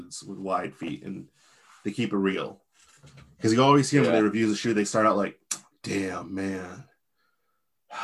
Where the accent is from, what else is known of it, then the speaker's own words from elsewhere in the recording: Virginia, United States; moved away; also born or lived in Midwest; Frel and I are two guys born in Virginia